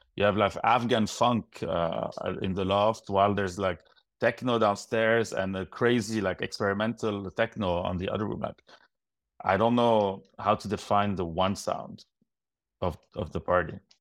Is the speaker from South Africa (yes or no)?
no; Lebanon; moved away as an adult; now in Montreal, Canada; growing up in Lebanon